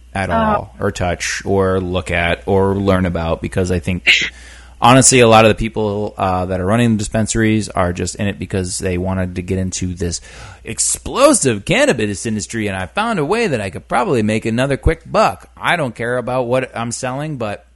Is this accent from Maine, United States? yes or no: yes; Maine, United States; born or raised there; moved away